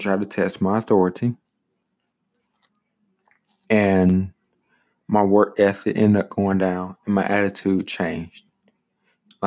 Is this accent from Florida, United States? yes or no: no; South Carolina, United States; my home state